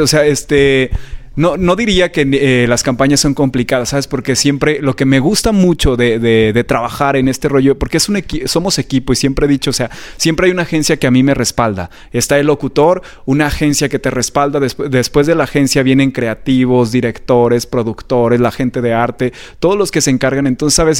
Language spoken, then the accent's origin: Spanish; Aguascalientes, Mexico; moved away as an adult; now in Mexico City, Mexico; yo soy originario de Aguascalientes. Siempre presumo de dónde soy porque soy hidrocálido de corazón